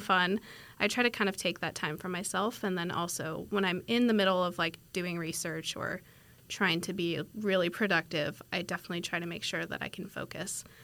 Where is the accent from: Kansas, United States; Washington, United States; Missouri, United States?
Washington, United States; moved away as an adult; now in Fort Worth, United States; I'm from Washington State, so not from Texas, very far away from home.